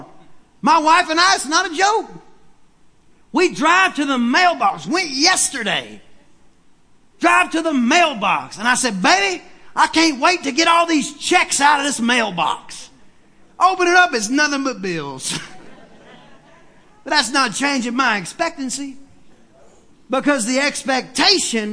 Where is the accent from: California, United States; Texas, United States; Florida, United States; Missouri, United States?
Texas, United States; East; I'm from East Texas